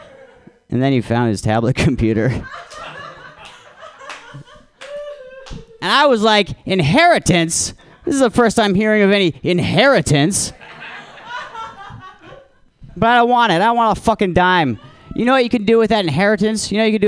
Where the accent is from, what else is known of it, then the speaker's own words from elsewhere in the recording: Alaska, United States; I'm from Alaska